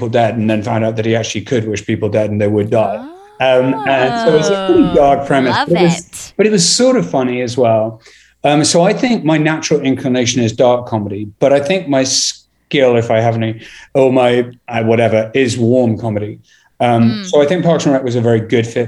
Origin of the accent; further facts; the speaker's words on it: England, United Kingdom; I'm English